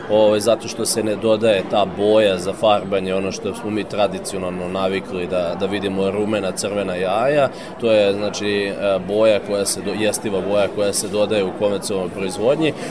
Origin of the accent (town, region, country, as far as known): Serbia